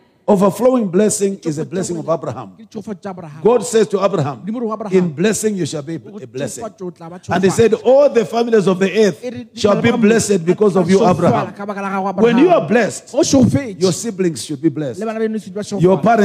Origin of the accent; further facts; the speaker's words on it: Malawi; moved away; also born or lived in Botswana; I came from Malawi